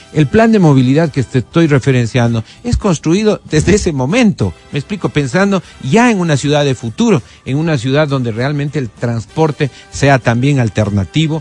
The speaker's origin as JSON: {"language": "Spanish", "town": "Quito", "region": "Pichincha", "country": "Ecuador", "tie": "born or raised there", "said": "Aquí en Quito"}